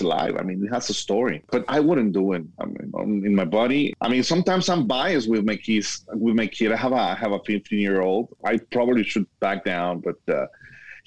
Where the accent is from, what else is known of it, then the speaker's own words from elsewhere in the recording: Guadalajara, Jalisco, Mexico; moved away as an adult; also born or lived in Miami, Florida; now in El Paso, United States; I was born and raised in Guadalajara, Mexico, but now I'm living in El Paso, Texas.